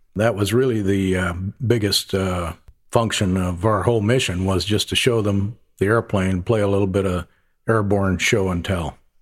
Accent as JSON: {"language": "English", "region": "upper Midwest", "country": "United States", "also_born_or_lived": "Central Florida", "moved": "as an adult", "lives_now": "North Charleston, United States", "said": "I'm from the upper Midwest, uh, big farm family. Left there about as quickly as I could, joined the Air Force"}